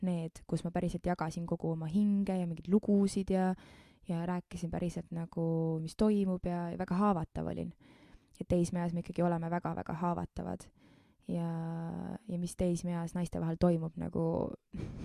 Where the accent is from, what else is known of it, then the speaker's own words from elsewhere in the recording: Keila, Harju County, Estonia; ma sündisin Keilas